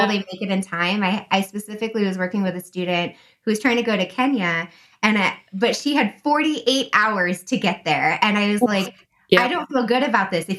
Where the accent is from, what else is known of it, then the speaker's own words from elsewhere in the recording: United States; first language English; she opted to raise her children to be as American as possible